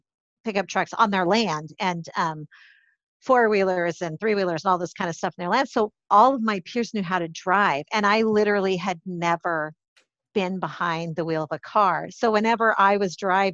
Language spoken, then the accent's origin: English; Idaho, United States; I grew up in Idaho in a very small town